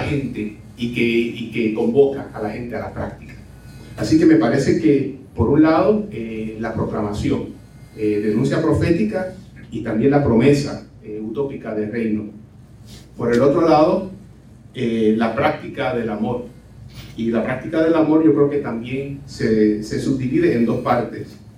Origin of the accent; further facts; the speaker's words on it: Cataño, Puerto Rico; mi pueblo natal de Cataño